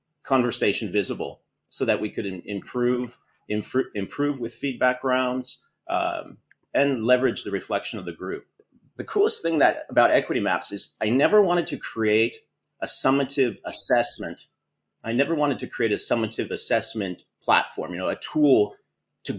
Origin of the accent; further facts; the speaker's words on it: Oregon, United States; moved away as an adult; now in Greece; I'm originally from Oregon and grew up on the coast in Oregon